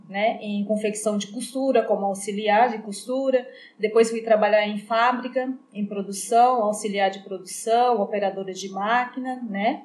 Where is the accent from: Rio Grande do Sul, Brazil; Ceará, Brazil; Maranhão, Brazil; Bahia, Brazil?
Bahia, Brazil; Ipirá; now in Iracemápolis, Brazil; eu sou nascida em Pirá, no estado da Bahia, uhum. mas moro aqui em Iracemápolis desde 2001.